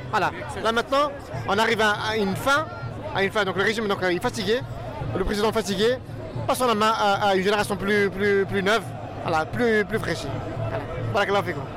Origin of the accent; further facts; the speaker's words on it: Algeria; moved away as an adult; now in France; j'ai quitté l'Algérie sans le sou